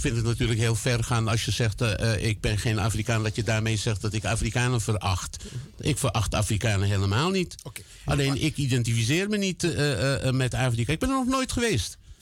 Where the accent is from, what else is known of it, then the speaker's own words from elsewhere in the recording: Netherlands; Ik woon 68 jaar hier. ik ben hier gevormd.